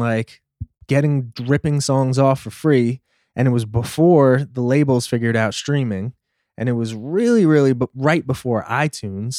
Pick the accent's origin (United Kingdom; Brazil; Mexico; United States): United States; New York City, New York; growing up in Brooklyn